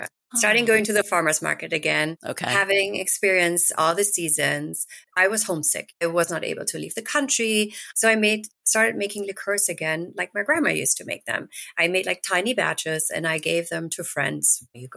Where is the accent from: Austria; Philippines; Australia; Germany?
Germany; near Düsseldorf, North Rhine-Westphalia; moved away as an adult; also born or lived in United Kingdom; now in Mamaroneck, United States; born and raised in Germany, close to Düsseldorf